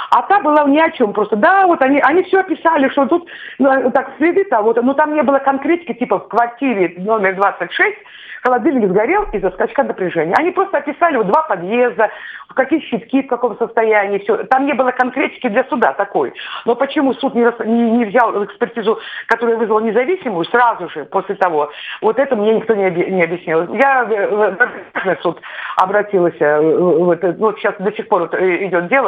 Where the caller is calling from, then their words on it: Tver, Tver Oblast, Russia; А я зови из Твери.